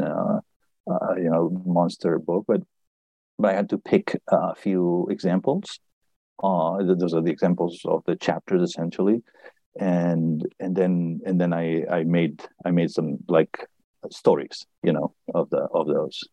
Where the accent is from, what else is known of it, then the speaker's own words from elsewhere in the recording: Barcelona, Catalonia, Spain; moved away as an adult; also born or lived in Berkeley / Boston; I was born in Barcelona, and I studied physics. And I moved to uh, to Boston to, to MIT for a postdoc